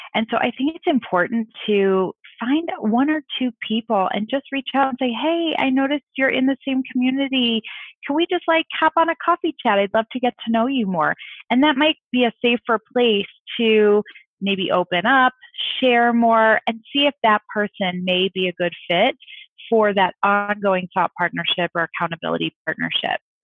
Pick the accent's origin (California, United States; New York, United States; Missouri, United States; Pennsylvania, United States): Missouri, United States; St. Louis; I'm from St. Louis